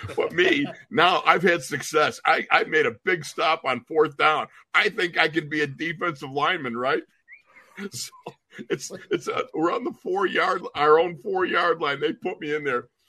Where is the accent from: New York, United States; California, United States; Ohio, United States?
New York, United States; Buffalo; we're all three of us we're from Buffalo.